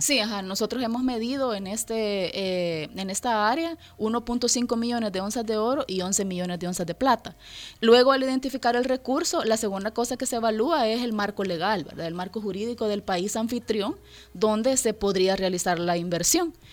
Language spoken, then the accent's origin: Spanish; El Salvador; nosotros como salvadoreños, porque yo soy salvadoreña